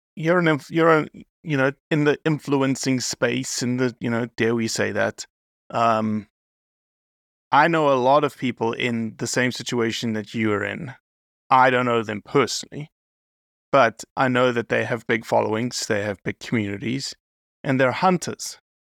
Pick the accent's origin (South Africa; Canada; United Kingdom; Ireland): South Africa; now in United States; I'm American now, but raised in South Africa